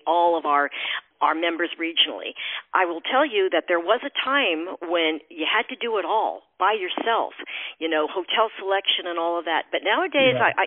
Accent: San Francisco, California, United States; moved away as an adult; also born or lived in Connecticut / New Jersey; now in Boston, United States; I was born and raised in San Francisco

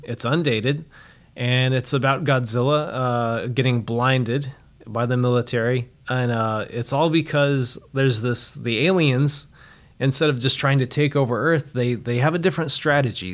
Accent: Roswell, New Mexico, United States; I'm actually from Roswell, New Mexico

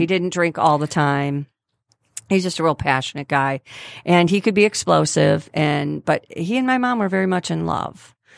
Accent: Grosse Pointe, Michigan, United States; I was born and raised in Grosse Pointe.

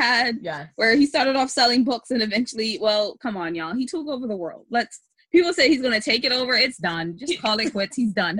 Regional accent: United States; We're American

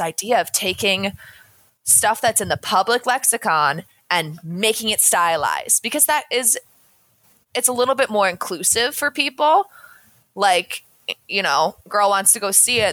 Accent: New England, United States; I'm from New England

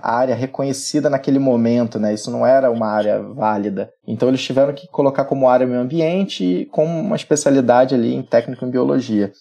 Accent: Rio de Janeiro, Brazil; accent: carioca; Eu sou carioca, sou nascido e criado aqui no Rio de Janeiro. O sotaque não, não deixa enganar, né?

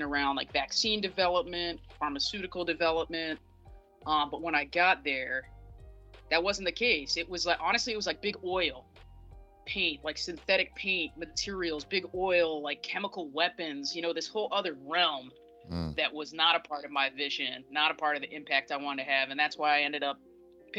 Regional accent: Northern Virginia, United States; moved away as an adult; also born or lived in Pittsburgh; now in Providence, United States; I'm originally from Northern Virginia, just outside of Washington, D.C.

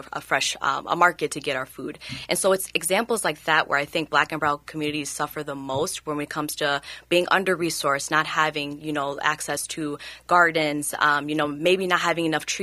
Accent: Newark, New Jersey, United States; now in Minnesota, United States; growing up in Newark, New Jersey

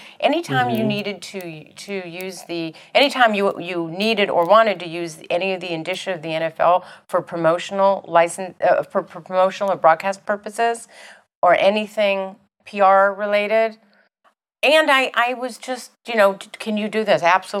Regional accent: Los Angeles, California, United States; also born or lived in Chicago / New Orleans / Cleveland; He says, where are you from? I said, Los Angeles, but I went to boarding school here. Lived in Chicago, lived in New Orleans, lived in Cleveland.

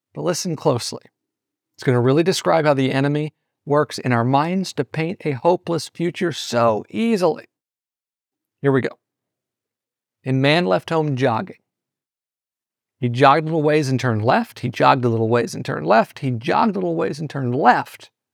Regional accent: Southeast Missouri, United States; in my hometown, where I'm originally from in Southeast Missouri

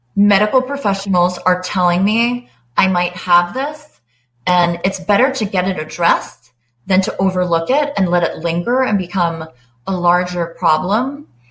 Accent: Atlanta, Georgia, United States; also born or lived in Long Island, New York / Washington, District of Columbia, United States; I live in Atlanta. I grew up on Long Island. I moved to Atlanta in 1989 and I finished high school here.

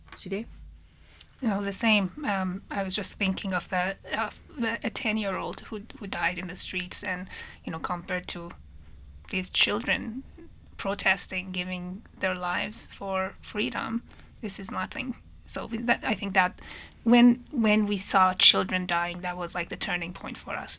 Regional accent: Tehran, Tehran Province, Iran; moved away as an adult; I was also born and raised in, in Tehran, in Iran. Um, I left right after high school

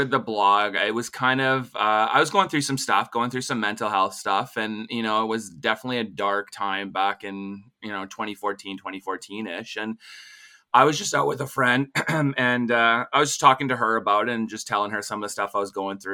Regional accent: Regina, Saskatchewan, Canada; I'm originally from Regina

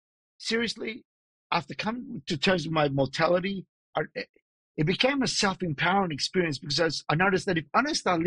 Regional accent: Australia; also born or lived in Los Angeles, United States / Sydney, Australia; I'm born and raised in Australia

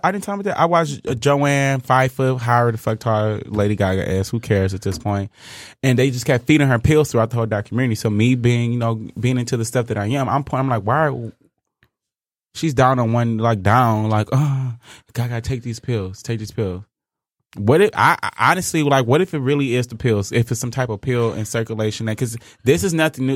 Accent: Inkster, Michigan, United States; we're from Inkster

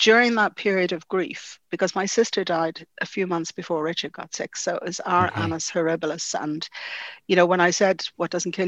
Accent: Dublin, Leinster, Ireland; I grew up in the Phoenix Park, it's very important to me

